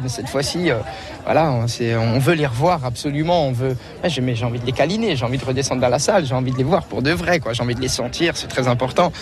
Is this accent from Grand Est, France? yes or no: yes; Alsace, Grand Est, France; je suis d'Alsace